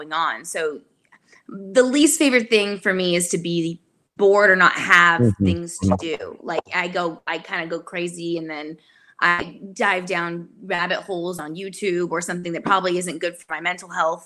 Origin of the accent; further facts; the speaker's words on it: Sacramento, California, United States; moved away as an adult; now in Nashville, United States; I grew up in Sacramento, California.